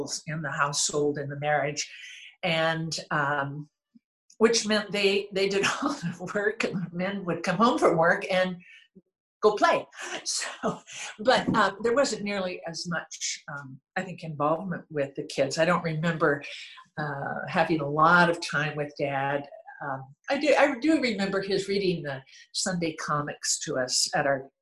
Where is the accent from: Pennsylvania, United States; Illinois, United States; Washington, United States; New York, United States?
Washington, United States; Renton; also born or lived in Seattle; Born and raised in Renton, Washington